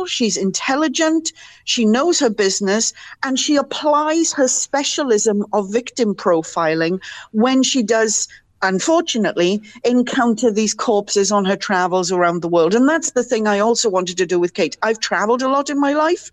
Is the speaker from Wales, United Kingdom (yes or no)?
yes; Wales, United Kingdom; accent: Welsh; moved away as an adult; also born or lived in Vancouver area, Canada; now in British Columbia, Canada; I'm Welsh. I was born there, raised there, didn't emigrate until I was 40.